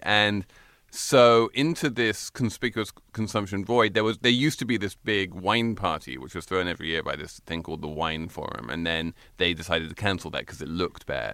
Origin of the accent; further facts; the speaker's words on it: England, United Kingdom; moved away; I basically grew up with her in England